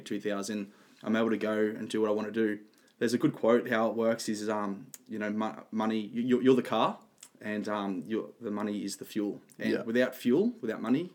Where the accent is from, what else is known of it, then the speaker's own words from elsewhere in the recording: Central Coast, New South Wales, Australia; I'm from the Central Coast, New South Wales. Lived there all my life.